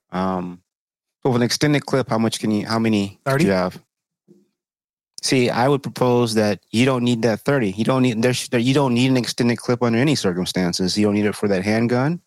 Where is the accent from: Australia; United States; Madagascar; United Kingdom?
United States; Texas; moved away; I'm from Texas originally.